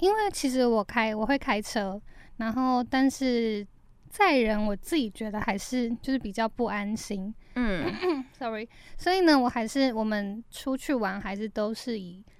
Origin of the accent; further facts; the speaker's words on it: Taipei, Taiwan; also born or lived in Taoyuan; 我从小就在台北长大嘛